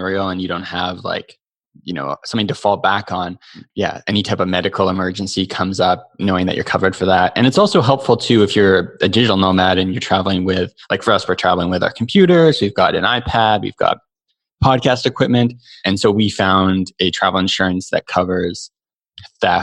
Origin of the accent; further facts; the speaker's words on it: Canada; we are lucky to be Canadian